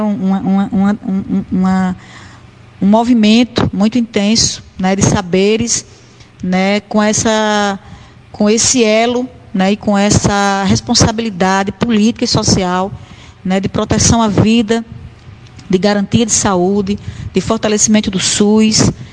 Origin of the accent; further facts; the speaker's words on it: Currais Novos, Rio Grande do Norte, Brazil; moved away as an adult; now in Natal, Brazil; saio de Currais Novos, da minha terra natal, e venho para Natal